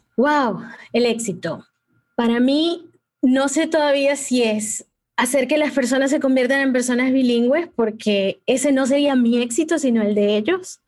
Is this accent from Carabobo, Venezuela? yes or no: no; Maracaibo, Zulia, Venezuela; also born or lived in Peru; now in United States; mi papá y mi mamá y yo también nacimos en Perú. Yo llegué a Venezuela cuando tenía un añito